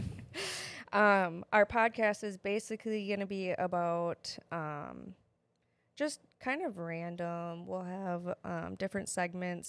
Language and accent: English; Wisconsin, United States; accent: Wisconsin; also born or lived in Wyoming; we're from Wisconsin